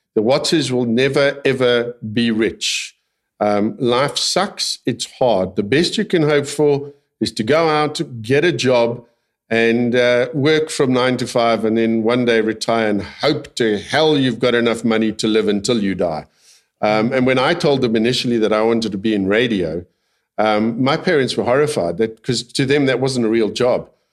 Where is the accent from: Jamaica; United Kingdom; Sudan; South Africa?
South Africa; I'm a South African, born and bred